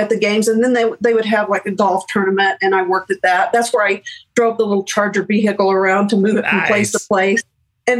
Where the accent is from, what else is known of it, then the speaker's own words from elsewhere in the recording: Oklahoma, United States; moved away as an adult; we grew up in Oklahoma